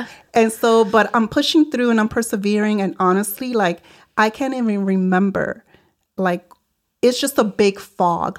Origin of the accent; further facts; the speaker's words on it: New York City, New York, United States; also born or lived in Puerto Rico; I grew up in the South Bronx in New York City